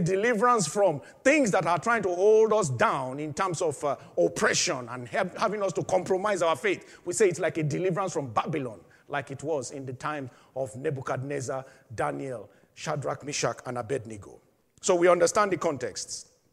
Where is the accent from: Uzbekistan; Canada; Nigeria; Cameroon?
Nigeria; my home country, Nigeria